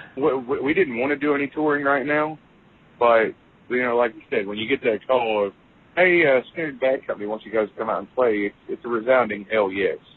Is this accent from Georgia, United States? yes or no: no; Central Kentucky, United States; we're from Central Kentucky.